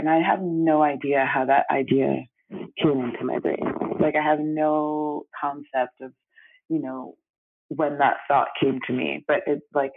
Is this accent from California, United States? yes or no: no; New York City, New York, United States; also born or lived in Brooklyn / Antigua; I grew up on the Upper West Side of Manhattan, New York City, and I grew up with my mom predominantly